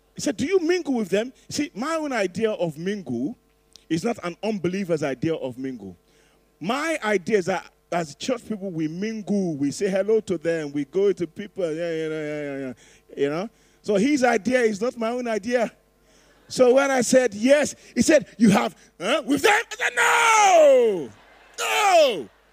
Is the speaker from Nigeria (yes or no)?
yes; Nigeria; I'm Nigerian